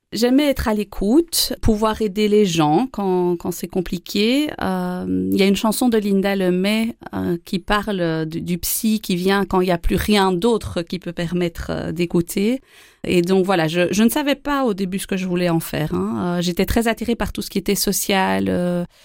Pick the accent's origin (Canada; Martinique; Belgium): Belgium; Wallonia; also born or lived in Charleroi, Belgium / Andenne, Belgium; ah, je, suis wallonne. J'ai euh, déménagé euh, beaucoup, beaucoup pendant mon enfance entre Charleroi, les Ardennes, euh, du côté d'Andenne, et je suis née en Ardennes. Et donc j'ai beaucoup voyagé, je suis plutôt wallonne.